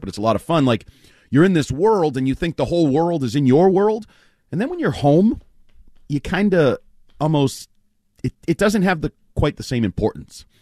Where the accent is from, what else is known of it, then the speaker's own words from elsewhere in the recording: United States; I'm an I'm an American